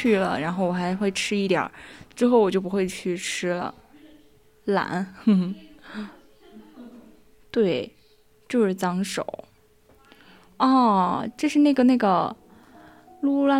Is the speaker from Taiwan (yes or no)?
no; Ningxia, China; 就特别是因为我家是宁夏的嘛，西北那边的，然后我们家哦，我就真的特别想回去吃烧烤